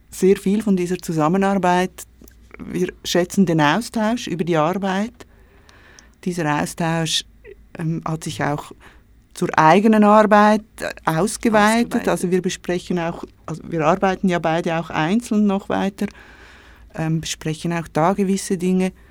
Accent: Switzerland; Ich bin in der Schweiz geboren und aufgewachsen.

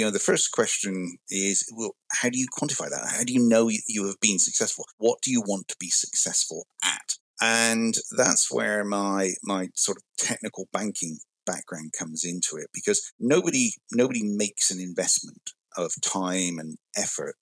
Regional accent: West Country, South West England, United Kingdom; moved away as an adult; now in United States; grew up in the West Country, as it's known in the UK

